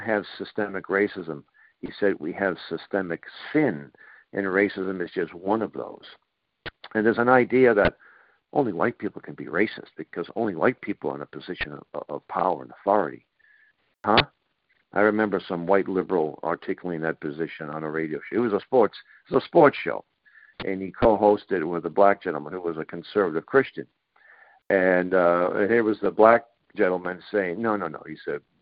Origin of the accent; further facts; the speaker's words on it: Boston, Massachusetts, United States; growing up in Boston during the height of forced busing